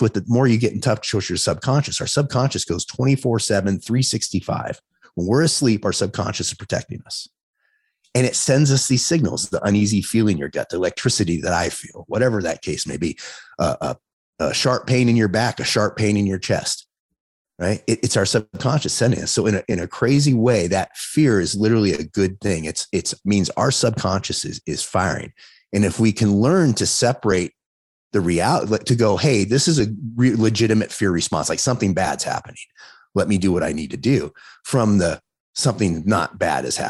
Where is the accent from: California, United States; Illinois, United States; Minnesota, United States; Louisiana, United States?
California, United States; Los Angeles; now in Las Vegas, United States; I grew up in Los Angeles